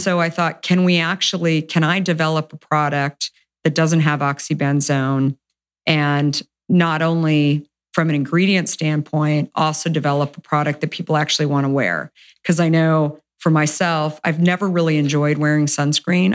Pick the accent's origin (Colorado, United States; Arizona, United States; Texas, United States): Arizona, United States; moved away; I grew up in Arizona